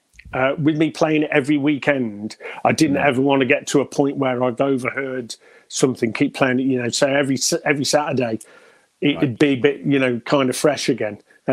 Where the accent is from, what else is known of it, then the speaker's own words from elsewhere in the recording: Stafford, West Midlands, United Kingdom; also born or lived in Bishop's Wood; now in Redditch, United Kingdom; A little place near Wolverhampton called Bishop's Wood. It was a hamlet. It wasn't even a village. It was that tiny. But okay. Moved to Stafford when I was about 10, all around Stafford, and been there ever since until about 2011.